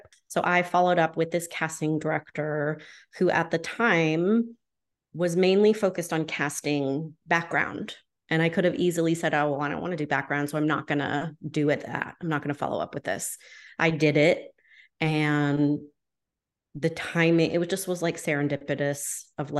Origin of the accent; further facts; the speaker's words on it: New Hampshire, United States; I'm from New Hampshire